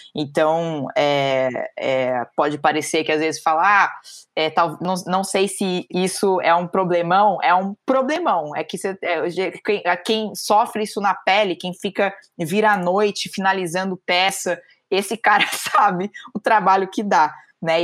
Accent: São Paulo, Brazil; sou aqui de São Paulo

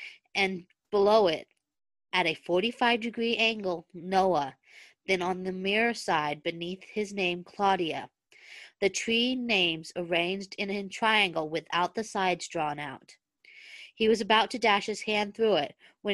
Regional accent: United States; I am from the United States

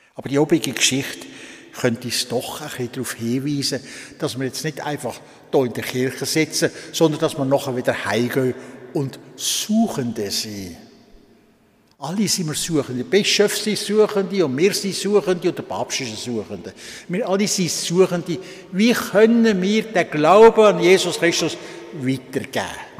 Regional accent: Switzerland; also born or lived in Solothurn / Olten / Bern / Lucerne; Am 19. April 1932 bin ich in Kralingen geboren worden

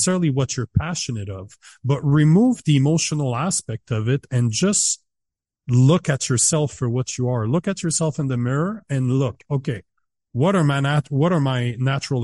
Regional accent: Canada; as a Canadian

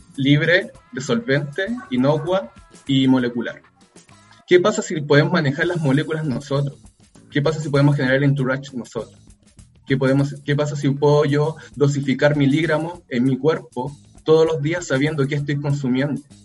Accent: Rancagua, O'Higgins, Chile; moved away as an adult; now in Valparaíso, Chile; salimos de Rancagua, cada uno se fue a estudiar a alguna universidad o algún lugar

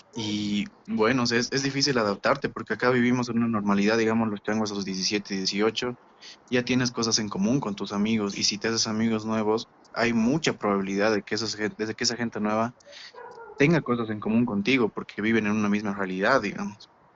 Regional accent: Bolivia; moved away; soy boliviano porque lo dice un papel y porque he nacido en determinado lugar

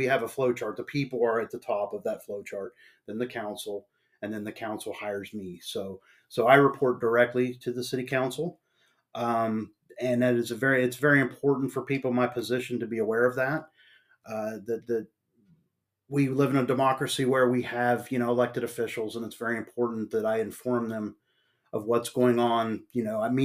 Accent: Marietta, Ohio, United States; moved away as an adult; also born or lived in West Virginia / Shinnston, West Virginia / Sistersville, West Virginia / Nebraska; now in East Palestine, United States; I was born and raised in Marietta, Ohio

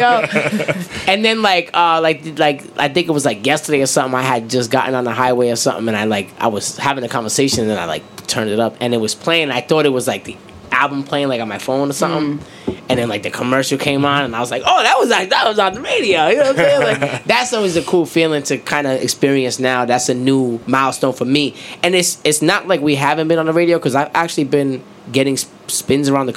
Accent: Rhode Island, United States; also born or lived in Atlanta; I'm from Rhode Island

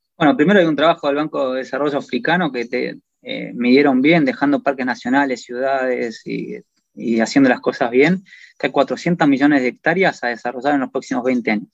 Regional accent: Argentina; moved away; como sos argentino, todos te invitan y te dan caballos

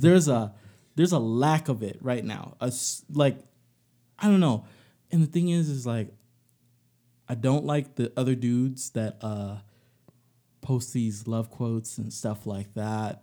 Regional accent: Alabama, United States; I'm from Alabama, so, you know, my family, they go for Bama

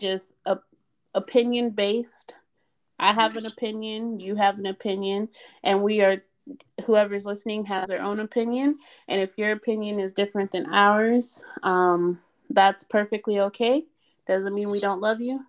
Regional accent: Reno, Nevada, United States; moved away as an adult; also born or lived in Baltimore; I'm from Reno. Nothing happened in Reno. Reno is very quiet. Well, it used to be back in the 80s and 90s when I was growing up

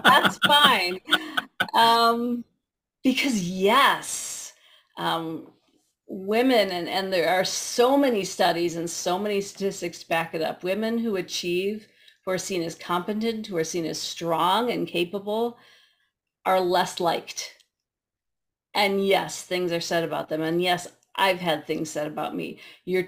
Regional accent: Midwest, United States; I'm a Midwesterner

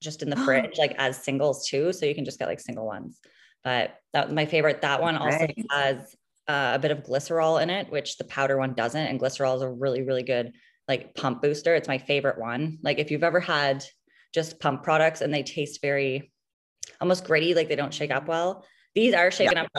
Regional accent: Halifax, Nova Scotia, Canada; I'm from Halifax, Nova Scotia. I lived here my entire life.

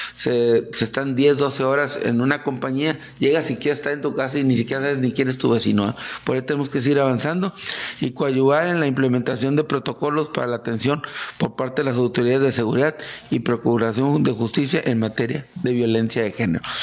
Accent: Mexico; somos mexicanos

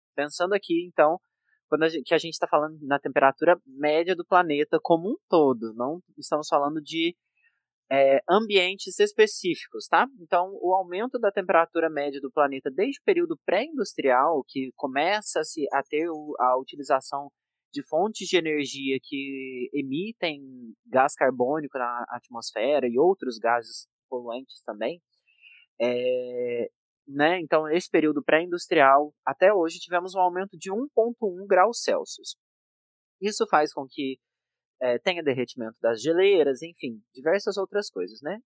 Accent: Minas Gerais, Brazil; eu nasci e cresci numa cidade pequena de Minas Gerais

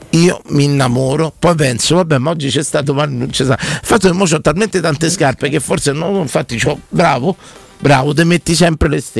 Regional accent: Naples, Campania, Italy; sono napoletano

